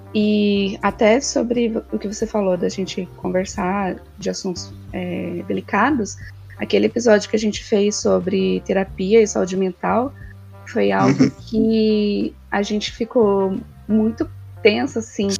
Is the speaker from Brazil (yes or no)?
yes; São Paulo, Brazil; eu sou paulista, e aí a gente ia quase todo final de semana no Shopping Eldorado